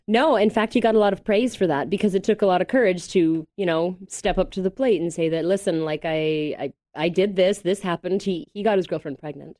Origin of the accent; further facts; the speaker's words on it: Mississauga, Ontario, Canada; I'm from Toronto originally, Mississauga more specifically